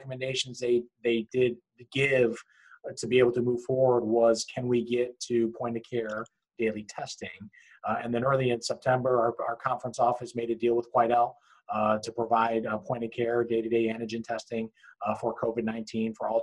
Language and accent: English; Cleveland, Ohio, United States; moved away; I'm from Cleveland